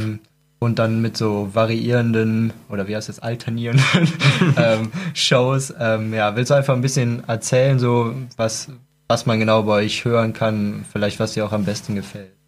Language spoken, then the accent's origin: German; Cologne, North Rhine-Westphalia, Germany; ich komme aus Köln, da gibt es ja den Dom